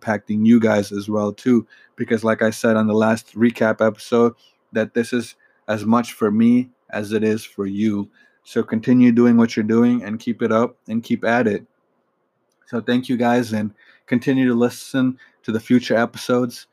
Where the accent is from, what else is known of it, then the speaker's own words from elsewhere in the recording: Michigan, United States; I'm from Michigan